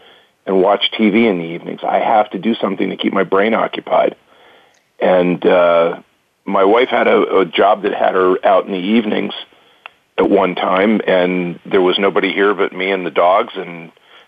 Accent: Reading, Pennsylvania, United States; now in Columbus, United States; I grew up in Reading, Pennsylvania

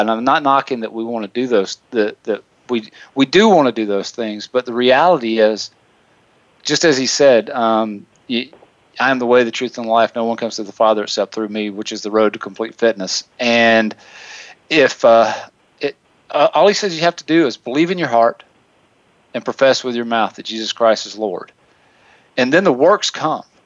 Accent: the South, United States; I'm from the South, so if, if Nicole makes fun of the way I speak, I say tennis shoes

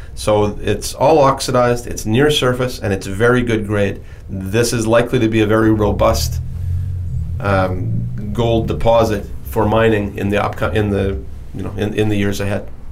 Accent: Timmins, Ontario, Canada; I was born in Timmins, Ontario. And Timmins, Ontario is a small city in, in northern Ontario, Canada

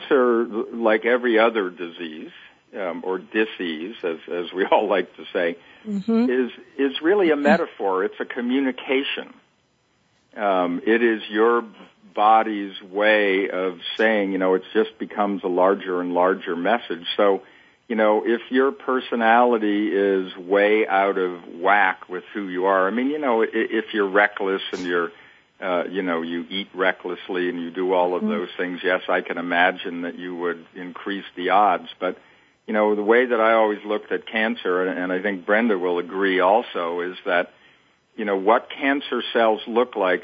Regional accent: New England, United States; I grew up in New England

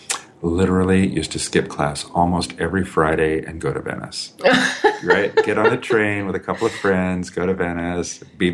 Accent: Germany; born there; also born or lived in Colorado Springs, United States; I was born in Germany, saw most of the United States, but things really started to happen when I was in high school. I started high school in Colorado Springs, Colorado

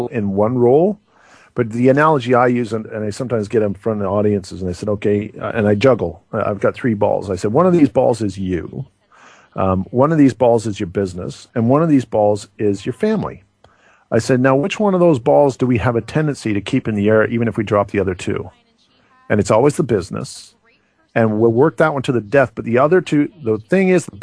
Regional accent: Canada; we're from Canada

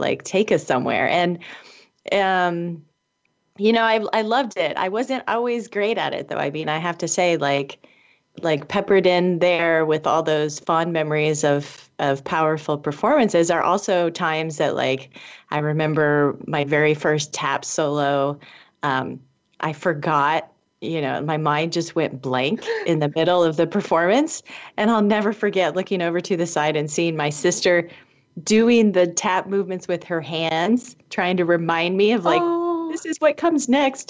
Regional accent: Indianapolis, Indiana, United States; I grew up in Indianapolis, Indiana

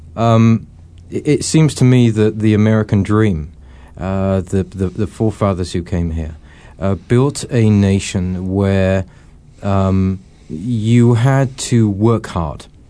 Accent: England, United Kingdom; moved away as an adult; now in Scottsdale, United States; I grew up in England?

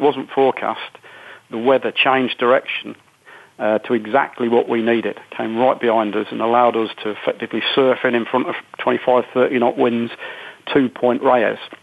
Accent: United Kingdom; being typically British

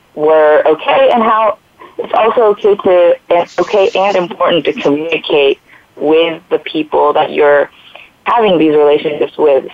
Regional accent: Japan; I'm from Japan with very Japanese parents

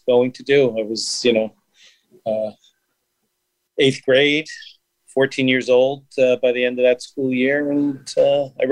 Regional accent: New York City, New York, United States; I grew up in Brooklyn in my first 11 years of my life

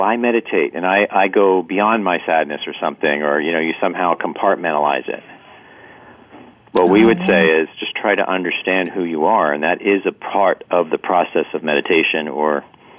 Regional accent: East Coast, United States; My friend moves to California, and I'm from the East Coast.

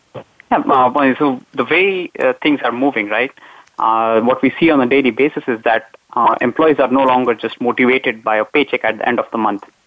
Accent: India; moved away as an adult; also born or lived in Mumbai, India / Iowa, United States; now in Netherlands; so I'm originally from India. That's where I did my undergraduate in Mumbai

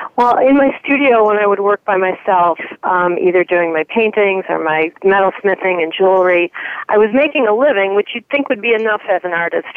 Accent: Chicago, Illinois, United States; I'm from the North Shore of Chicago

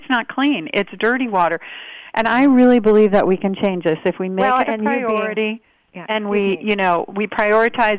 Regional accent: Wisconsin, United States; moved away; also born or lived in Honolulu, Hawaii; I was born and raised half of my childhood in Wisconsin, and my mother's family has been home-based in Honolulu, Hawaii for more than 100 years

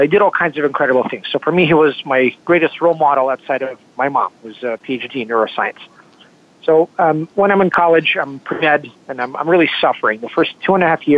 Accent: Kentucky, United States; also born or lived in Moscow, Russia / Philadelphia; I was born in Moscow in 1983, and when I was 9, we came to the U.S. I grew up in Kentucky

